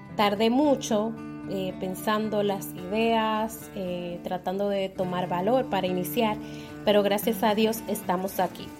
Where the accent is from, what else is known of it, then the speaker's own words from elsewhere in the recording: La Romana, Dominican Republic; now in Santo Domingo, Dominican Republic; soy nacida y criada en la Romana República Dominicana, aunque actualmente estoy residiendo en la ciudad de Santo Domingo